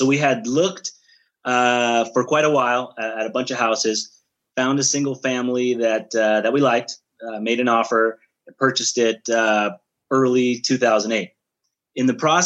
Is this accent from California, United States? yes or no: yes; Bay Area, California, United States; I'm originally from the Bay Area, California